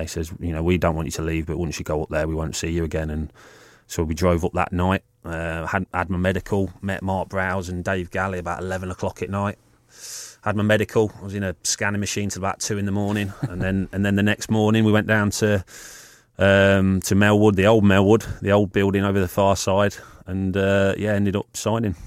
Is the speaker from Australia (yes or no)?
no; Leicester, East Midlands, United Kingdom; I was born in Leicester and all my family were Leicester fans